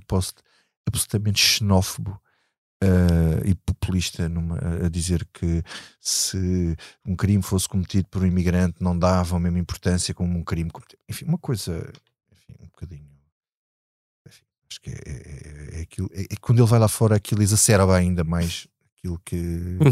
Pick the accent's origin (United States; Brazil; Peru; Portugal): Portugal; Alentejo; eu sou do Alentejo